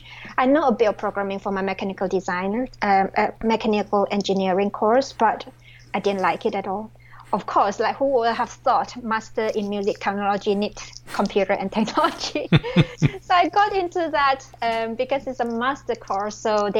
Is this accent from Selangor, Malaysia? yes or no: no; Malacca, Malaysia; English is a second language; moved away as an adult; also born or lived in Belfast, United Kingdom / Brighton, United Kingdom; now in Bristol, United Kingdom; I'm originally from a city called Malacca in Malaysia. I'm Malaysian Chinese